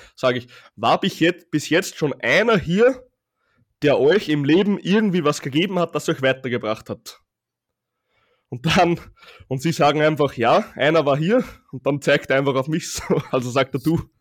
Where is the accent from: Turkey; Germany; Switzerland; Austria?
Austria; bei uns in Österreich